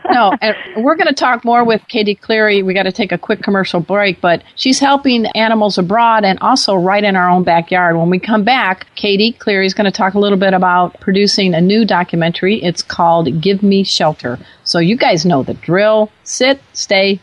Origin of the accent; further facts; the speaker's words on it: Chicago, Illinois, United States; We're both from the Chicago area